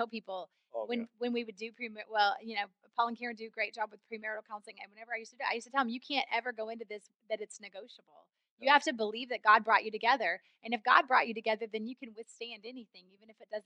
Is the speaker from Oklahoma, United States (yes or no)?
yes; Oklahoma, United States; moved away; I grew up in the Midwest in Oklahoma